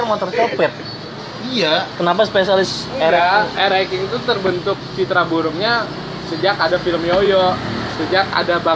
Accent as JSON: {"language": "Indonesian", "town": "Amsterdam", "region": "North Holland", "country": "Netherlands", "tie": "born there", "said": "gua lahir di Amsterdam jadi gua nggak terbiasa kayak gitu gua dibiasakan naik sepeda sih dari kecil."}